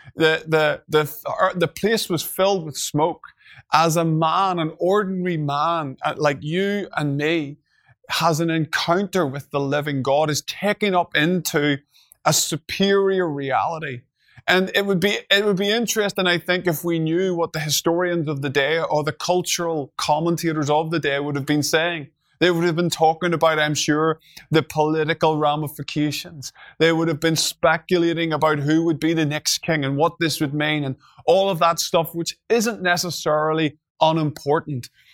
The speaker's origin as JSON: {"language": "English", "region": "Northern Ireland", "country": "United Kingdom", "said": "I'm from Northern Ireland"}